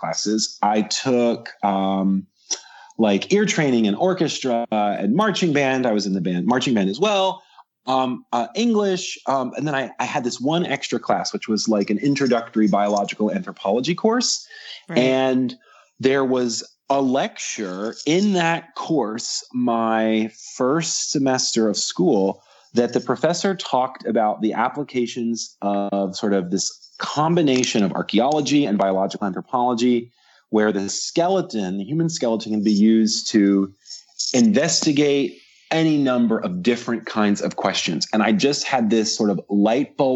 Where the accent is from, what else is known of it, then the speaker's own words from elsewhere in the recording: Central Virginia, United States; moved away as an adult; also born or lived in Knoxville, Tennessee; I grew up in Central Virginia